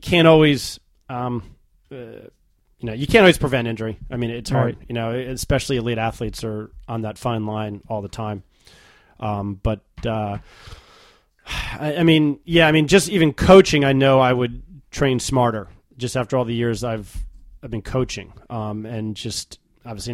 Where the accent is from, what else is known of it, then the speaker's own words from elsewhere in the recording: New York, United States; New York. That's my hometown.